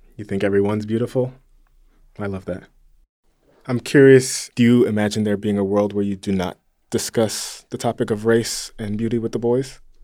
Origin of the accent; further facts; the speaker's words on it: a small town an hour east of Los Angeles, California, United States; I just moved back to my hometown, Um, it's a small town, an hour east of Los Angeles